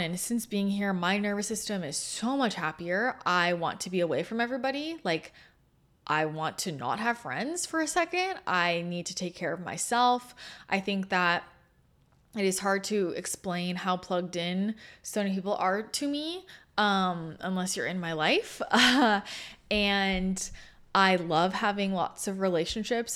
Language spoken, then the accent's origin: English; Bay Area, Northern California, United States; moved away; also born or lived in Los Angeles / San Diego; I grew up in the Bay Area, in NorCal